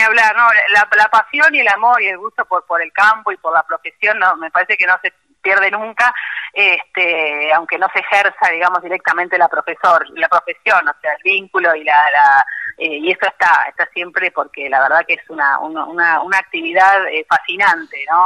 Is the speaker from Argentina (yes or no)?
yes; La Plata, Buenos Aires Province, Argentina; moved away as an adult; now in General Villegas, Argentina; recibida en La Plata, de donde soy eh, original.